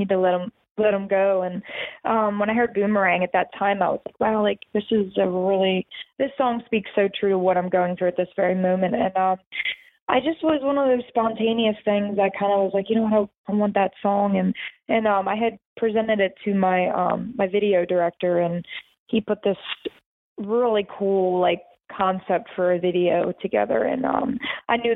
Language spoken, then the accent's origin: English; right outside of the Philadelphia area, Pennsylvania, United States; I grew up in right outside of the Philadelphia area